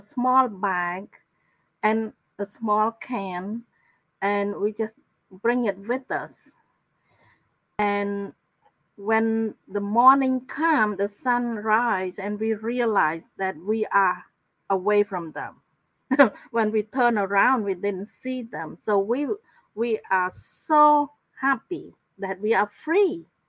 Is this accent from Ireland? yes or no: no; Cambodia; moved away as an adult; also born or lived in Thailand; now in United States; my my hometown is is in the province that adjacent to Thai border.